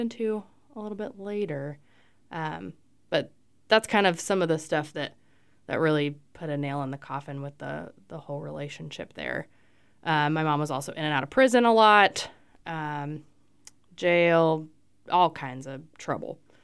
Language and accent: English; Fort Myers, Florida, United States; moved away; I was born in Fort Myers, Florida.